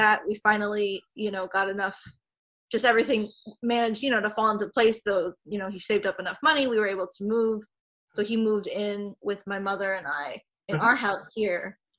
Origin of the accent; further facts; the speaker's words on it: New York, United States; So I grew up here in New York. We live outside the city, about 30 minutes outside the city in the suburbs.